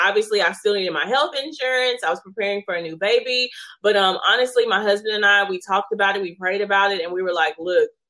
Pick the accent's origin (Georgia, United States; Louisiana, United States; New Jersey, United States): Louisiana, United States; Shreveport; I am from Shreveport, Louisiana